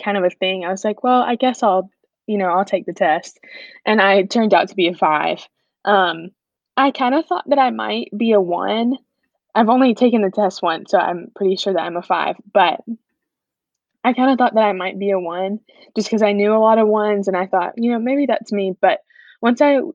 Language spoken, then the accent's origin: English; Watkinsville, Georgia, United States; I'm from Watkinsville, which is a little town about 25 minutes south of Athens